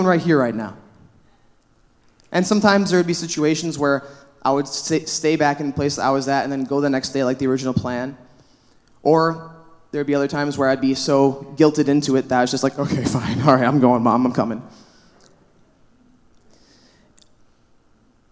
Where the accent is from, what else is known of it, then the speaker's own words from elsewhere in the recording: La Crosse, Wisconsin, United States; moved away as an adult; also born or lived in Milwaukee, Wisconsin; now in Superior, United States; Wisconsin's my home, all right? I'm from La Crosse, Wisconsin.